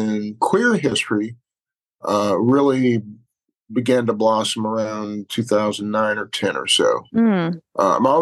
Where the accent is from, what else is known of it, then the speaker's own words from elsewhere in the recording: Baton Rouge, Louisiana, United States; now in New Orleans, United States; I was actually born and raised in Baton Rouge